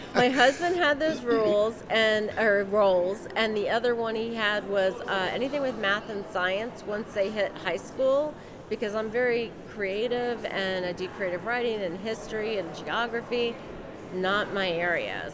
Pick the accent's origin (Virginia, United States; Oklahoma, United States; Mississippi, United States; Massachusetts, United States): Virginia, United States; Northern; now in Maryland, United States; I grew up in uh, Northern Virginia